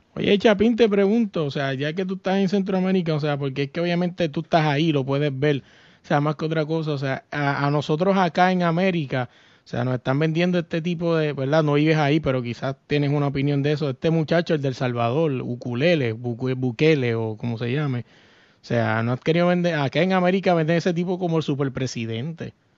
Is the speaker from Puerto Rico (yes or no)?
yes; Puerto Rico; yo soy boricua